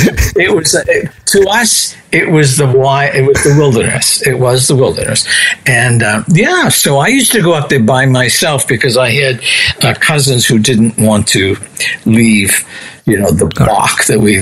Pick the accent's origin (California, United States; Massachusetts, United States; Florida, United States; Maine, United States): Massachusetts, United States; Revere; It was the wilderness. It was called Revere, Massachusetts.